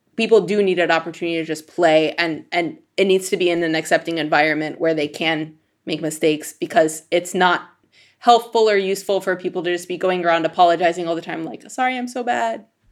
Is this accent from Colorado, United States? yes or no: yes; Denver, Colorado, United States; grew up in Denver where there's not, like, a giant scene for klezmer music